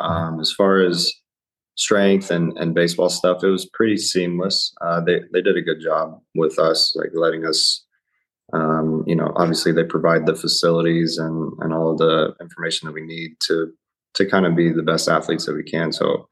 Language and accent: English; Ohio, United States; And, you know, I'm kind of from all over, but I did spend a lot of time growing up in Ohio.